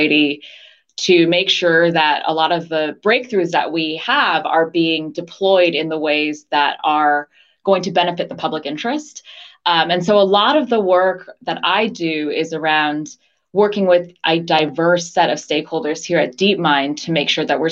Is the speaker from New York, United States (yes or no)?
yes; outside of New York City, United States; moved away as an adult; also born or lived in Los Angeles, United States / Washington, D.C., United States / San Francisco Bay Area, United States / Taiwan (parents); now in London, United Kingdom; I was born in LA. My parents were immigrants from Taiwan, and they were graduate students in LA, but grew up largely outside of New York City.